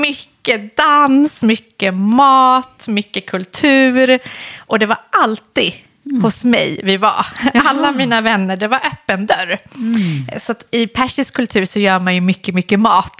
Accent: Solna, Stockholm County, Sweden; born or raised there; also born or lived in Iran / Husby

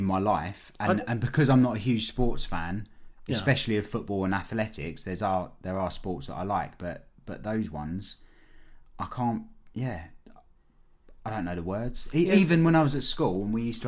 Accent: United Kingdom; we're really patriotic and we're really, really British

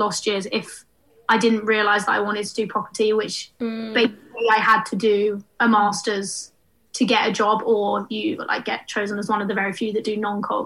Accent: Hertfordshire, East of England, United Kingdom; moved away as an adult; now in London, United Kingdom; We're from Hertfordshire originally.

